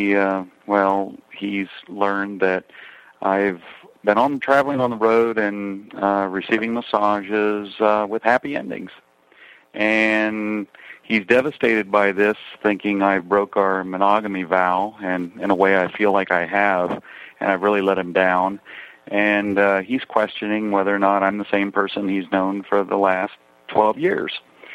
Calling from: Tampa, Florida, United States; I'm calling from Tampa, Florida. I'm a 42-year-old gay man

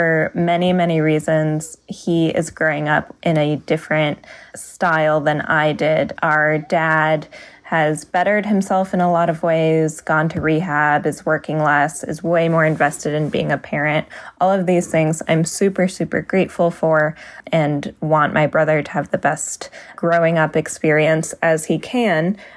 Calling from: Midwest, United States; Hi, Dan and everyone. I'm calling from the Midwest.

